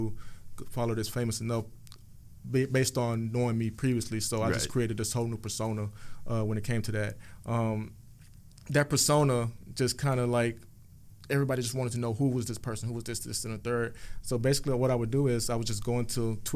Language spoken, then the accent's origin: English; Houston, Texas, United States; moved away as an adult; also born or lived in Indiana / Kansas; now in Miami, United States; I'm from Houston, Texas